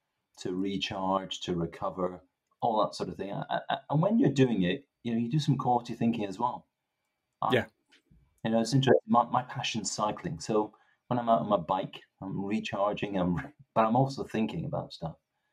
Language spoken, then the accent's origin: English; Stirling, Scotland, United Kingdom; accent: east west mixed Scottish; also born or lived in Grangemouth / Greenock; now in England; I was born in Grangemouth. I then moved to Greenock, and then my formative years were in Stirling. So I've got this expression that my accent's a bit bastardized, east west mixed up, you know.